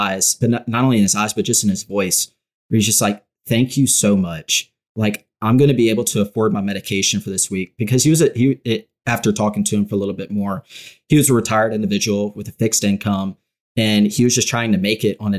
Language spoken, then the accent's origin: English; Louisiana, United States